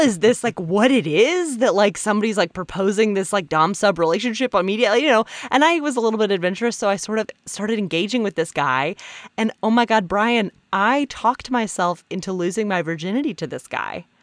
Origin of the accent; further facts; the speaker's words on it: Alabama, United States; moved away as an adult; also born or lived in San Francisco; now in New York, United States; I'm originally from Alabama.